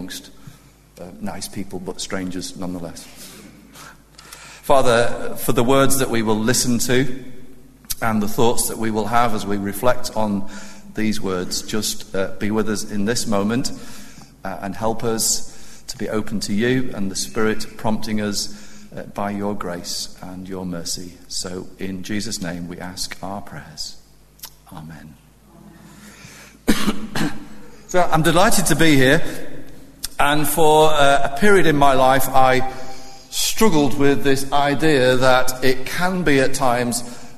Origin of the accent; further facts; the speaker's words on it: Cheshire, North West England, United Kingdom; I was born and brought up in Cheshire